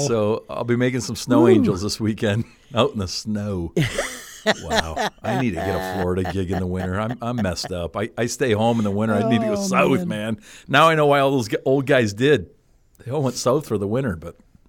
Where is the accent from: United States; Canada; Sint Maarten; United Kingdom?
Canada; I'm Canadian. I'm tough. I can take it.